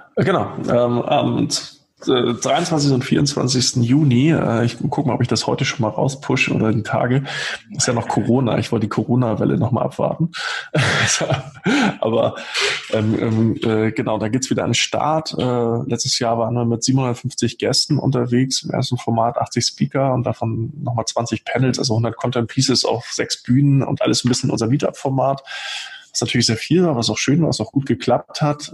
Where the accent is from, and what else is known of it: Rostock, Mecklenburg-Vorpommern, Germany; born or raised there; now in Hamburg, Germany